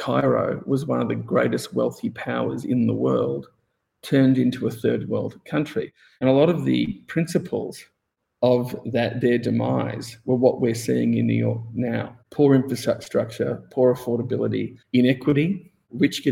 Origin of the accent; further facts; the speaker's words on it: Melbourne, Victoria, Australia; I grew up in Melbourne, Australia, and I went to design school.